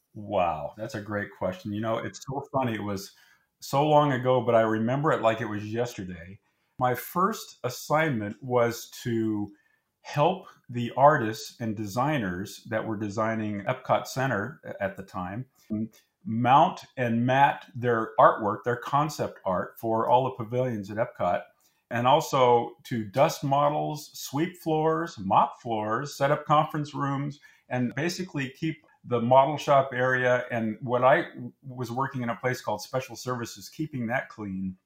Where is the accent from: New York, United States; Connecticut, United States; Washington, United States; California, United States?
California, United States; Anaheim; I grew up in the Anaheim area, Orange County area